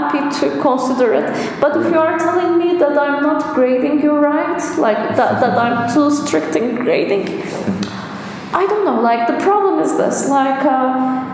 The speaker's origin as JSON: {"language": "English", "region": "Istanbul", "country": "Turkey", "moved": "yes", "said": "I'm from Istanbul"}